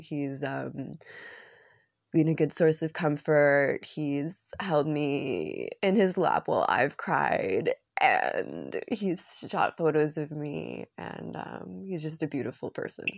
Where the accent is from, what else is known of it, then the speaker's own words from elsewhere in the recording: Vancouver, British Columbia, Canada; moved away as an adult; also born or lived in Arambol, India / Ubud, Indonesia; driving around in Vancouver from my hometown